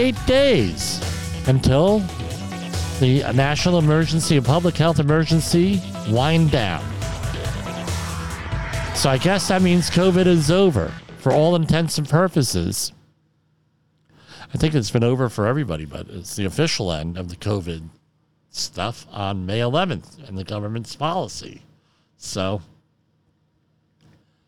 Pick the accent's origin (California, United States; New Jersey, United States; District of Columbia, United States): New Jersey, United States; Woodbridge; I grew up in Woodbridge